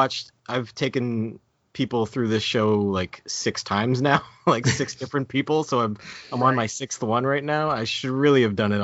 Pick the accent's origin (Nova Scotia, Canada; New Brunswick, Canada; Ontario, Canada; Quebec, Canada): New Brunswick, Canada